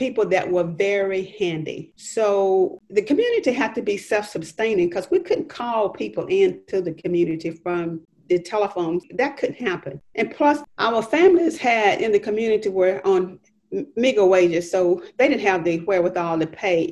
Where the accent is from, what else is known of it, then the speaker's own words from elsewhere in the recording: Athens, Georgia, United States; I was born and raised in Linnentown.